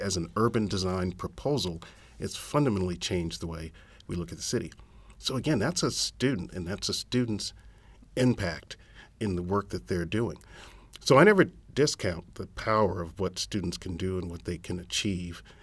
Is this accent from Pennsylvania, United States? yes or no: no; San Antonio, Texas, United States; I'm from San Antonio